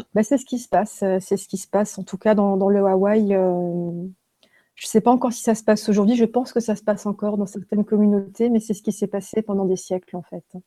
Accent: Haguenau, Grand Est, France; je suis née en Alsace, à Haguenau

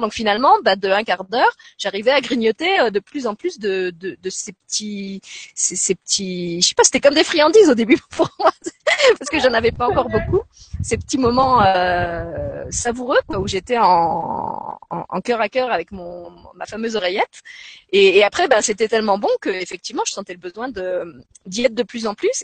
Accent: Lorraine, Grand Est, France; now in Luxembourg; j'ai grandi je suis lorraine donc j'ai grandi dans une, une, région qui est très très marquée par la guerre

